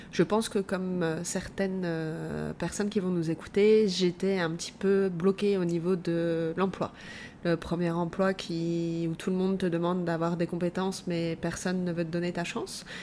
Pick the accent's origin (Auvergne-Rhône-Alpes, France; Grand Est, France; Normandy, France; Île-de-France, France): Grand Est, France; Moselle; now in Montreal, Canada; plus précisément de Moselle, proche entre Metz et le Luxembourg.